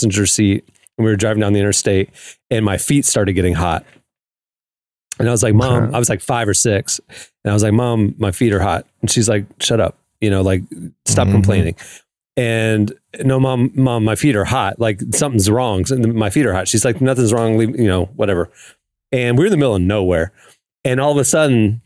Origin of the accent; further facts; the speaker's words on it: the South, United States; I'm from the South